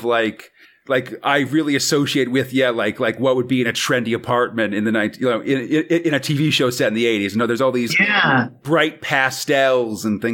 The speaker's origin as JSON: {"language": "English", "country": "United States", "said": "as an American"}